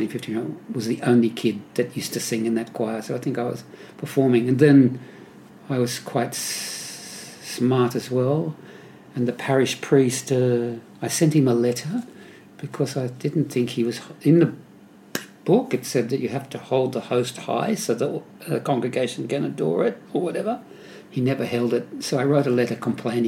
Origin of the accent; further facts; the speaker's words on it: Sydney, New South Wales, Australia; also born or lived in North Ryde; I lived in Coogee, Randwick area, and I have most of my life. Went to, you know, early school, you know, kindergarten and all that stuff, St. Bridget's in Coogee, and then St. Anthony's in Clovelly.